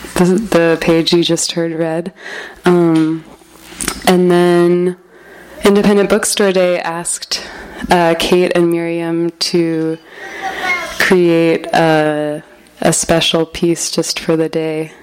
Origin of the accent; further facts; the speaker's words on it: Berkeley, California, United States; I'm from Berkeley